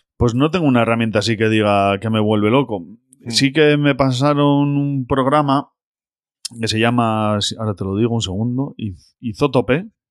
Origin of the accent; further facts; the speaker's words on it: Basauri, Basque Country, Spain; Yo soy de Basauri, de Bilbao